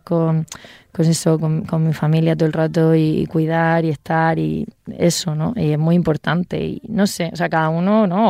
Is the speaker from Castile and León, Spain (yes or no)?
no; Region of Murcia, Spain; en mi tierra, en mi Murcia